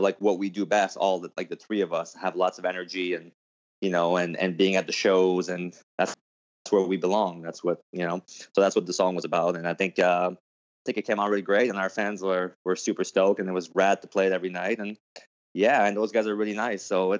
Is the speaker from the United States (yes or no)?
no; Canada; I'm sorry, I'm from Canada. I'm a big hockey guy